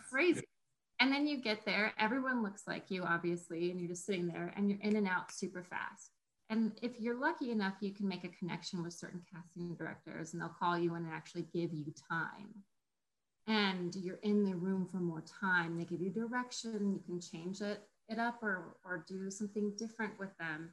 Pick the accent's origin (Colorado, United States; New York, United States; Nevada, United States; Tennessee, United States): Colorado, United States; I grew up in Colorado